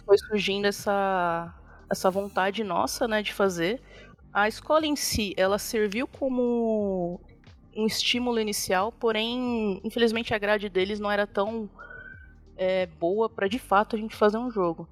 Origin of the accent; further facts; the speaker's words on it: São Paulo, Brazil; moved away as an adult; now in Extrema, Brazil; A gente morava aí na, em São Paulo, na Zona Norte, freguesia uhum. do Ó.